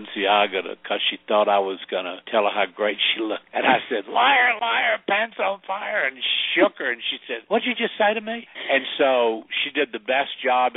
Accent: the South, United States; also born or lived in Sedona, Arizona; I'm from the South

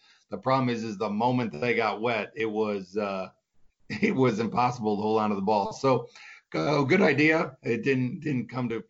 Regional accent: Chicago, Illinois, United States; I got drafted by Chicago, my hometown team, which was pretty cool.

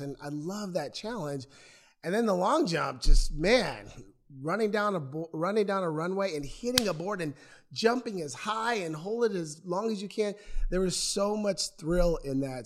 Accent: Portland, Oregon, United States; also born or lived in Lake Oswego, Oregon; I grew up in Northeast Portland, thirteenth and Killingsworth

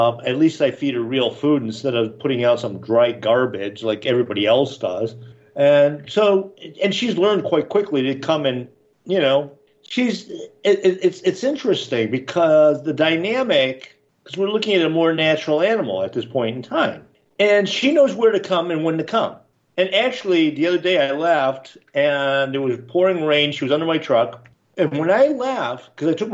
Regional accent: Buffalo, New York, United States; now in Florida, United States; I grew up in Buffalo, New York.

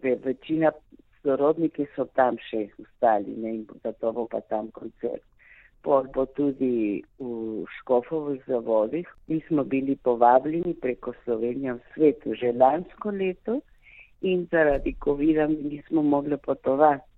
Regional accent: Argentina; Jaz se čutim slovenka, rojena v Argentini

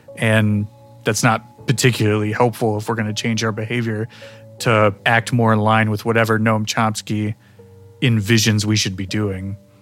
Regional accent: Midwest, United States; I'm come from the Midwest. Um, I was a normal middle class kid

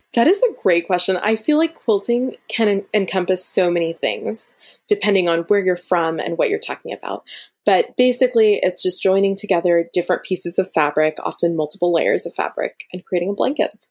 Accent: Florida, United States; now in Berkeley, United States; my parents are both from India. So, I am Indian and I'm Tamil. And I personally, I grew up in Florida and I now live in Berkeley, California

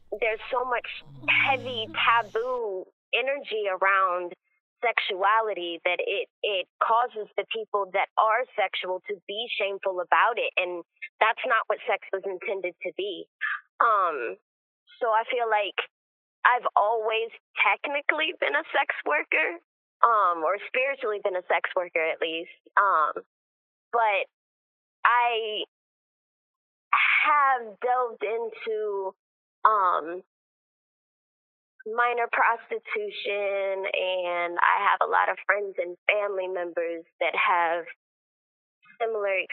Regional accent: Columbus, Georgia, United States; also born or lived in Seattle, Washington; I was born in Seattle, Washington, and I was raised in Columbus, Georgia

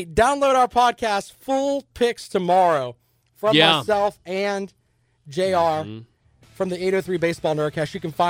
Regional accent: United States; as an American

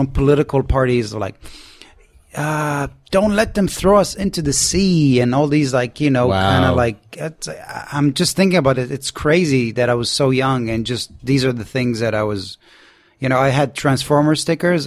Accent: Jerusalem, Jerusalem District, Israel; I growing up in Jerusalem with suicide bombings and terror attacks

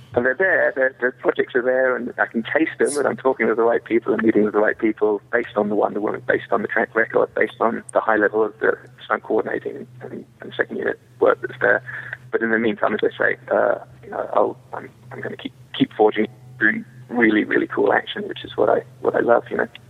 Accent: England, United Kingdom; now in United States; I'm an English boy that played cowboys and came to America

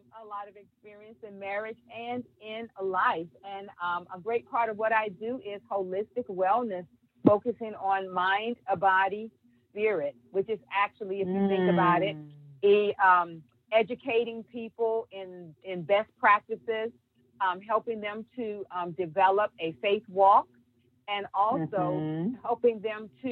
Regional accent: Hampton, Virginia, United States; moved away as an adult; now in Sumter, United States; I'm a Virginia born and bred in Hampton, Virginia. That's my home

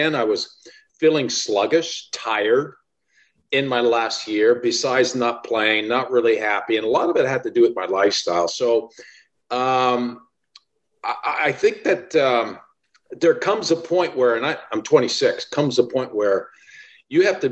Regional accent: Sudbury, Ontario, Canada; growing up in Sudbury, Ontario

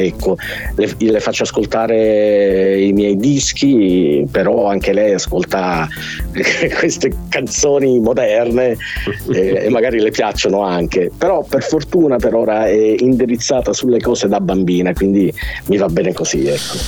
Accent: Sicily, Italy; born or raised there

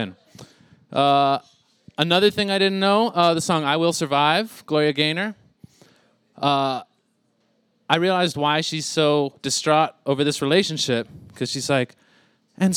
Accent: Miami, Florida, United States; I was from Miami

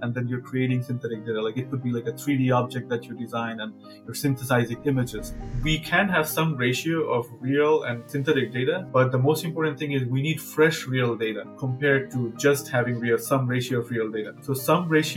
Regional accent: Bangladesh; moved away as an adult; now in United States; So I come from Bangladesh. I'm originally from Bangladesh. I did my undergrad there, after my undergrad, I came here to do my PhD.

